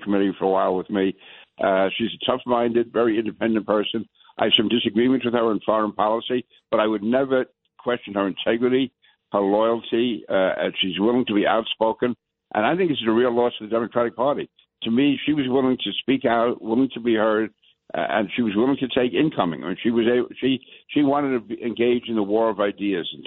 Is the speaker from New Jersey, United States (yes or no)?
no; New York City, New York, United States; born and raised in New York City, I was born in Queens, went to school in Brooklyn